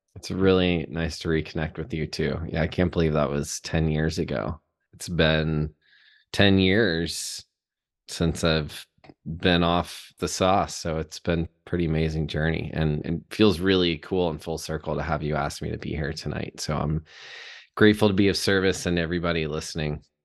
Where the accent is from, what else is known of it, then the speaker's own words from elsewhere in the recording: Chattanooga, Tennessee, United States; I was born in Chattanooga, Tennessee. Was born and raised there